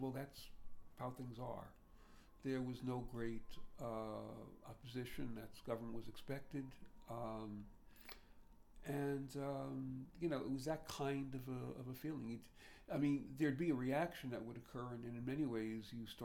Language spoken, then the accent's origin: English; New York City, New York, United States; growing up in Greenpoint could be very parochial at the time